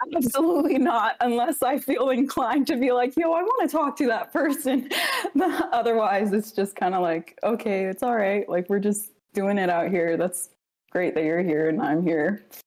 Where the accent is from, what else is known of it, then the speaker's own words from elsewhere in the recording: Alaska, United States; also born or lived in Samoa; I was born in Samoa, but yeah, raised in Alaska.